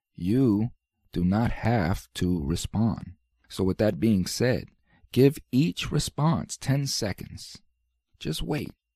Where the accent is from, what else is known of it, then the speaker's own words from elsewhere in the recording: United States; We as American citizens